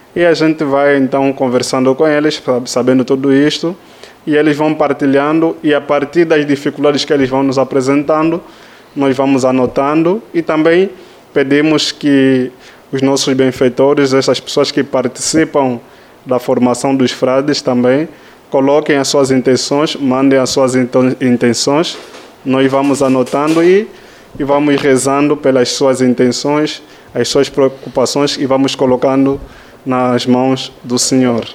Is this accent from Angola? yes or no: yes; Luanda, Luanda Province, Angola; moved away as an adult; venho de Angola